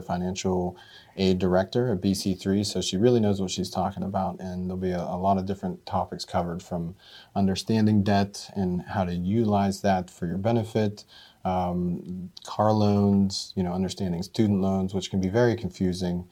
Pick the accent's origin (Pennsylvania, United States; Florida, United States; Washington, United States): Pennsylvania, United States; Mercer County; also born or lived in Butler County, Pennsylvania; now in Butler, United States; I'm originally from Mercer County